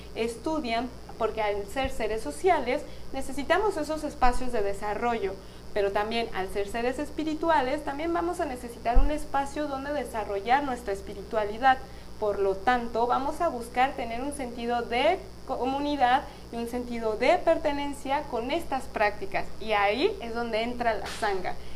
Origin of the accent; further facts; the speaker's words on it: Guadalajara, Jalisco, Mexico; nací en Guadalajara